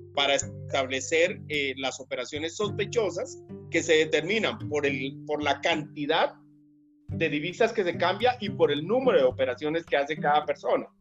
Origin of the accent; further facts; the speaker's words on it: Tolima Grande, Colombia; de ese Tolima grande, del cual soy nativo